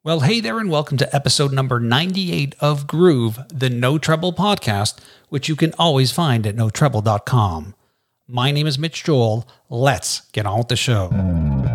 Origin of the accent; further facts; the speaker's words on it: Canada; You're Canadian, like me.